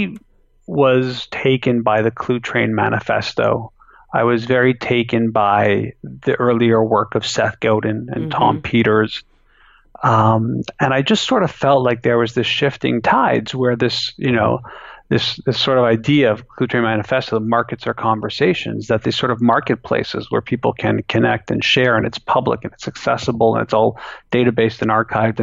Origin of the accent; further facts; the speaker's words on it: Canada; I still live where I was born